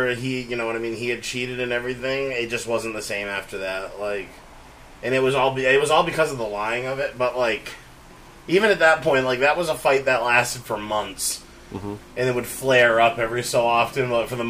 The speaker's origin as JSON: {"language": "English", "town": "Auburn", "region": "Maine", "country": "United States", "tie": "born or raised there", "also_born_or_lived": "Boston", "said": "I grew up in Auburn, Maine"}